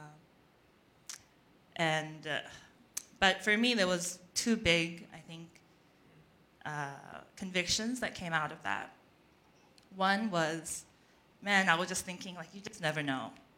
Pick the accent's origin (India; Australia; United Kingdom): Australia; moved away; my cousin's home where I grew up in Australia